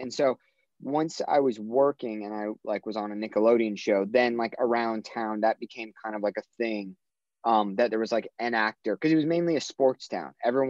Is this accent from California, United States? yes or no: yes; Orange County, California, United States; moved away; I grew up in Orange County